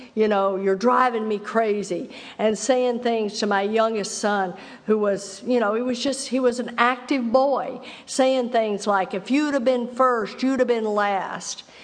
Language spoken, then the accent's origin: English; Texas, United States; I grew up in Texas, and I grew up right where they took the Bible Belt and gave it an extra pull